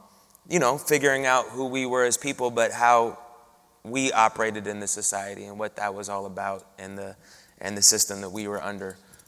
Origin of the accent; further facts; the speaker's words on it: Seattle, Washington, United States; And then, you know, I grew up in Seattle down the street.